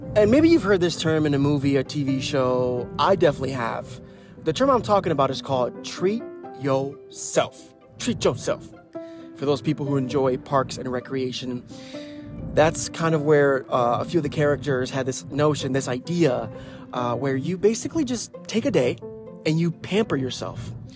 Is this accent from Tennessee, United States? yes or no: no; Ohio, United States; I'm from Ohio